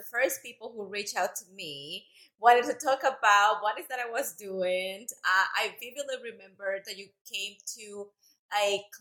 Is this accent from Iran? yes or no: no; Costa Rica; born or raised there; English is a second language; moved away as an adult; also born or lived in El Salvador; now in Dallas, United States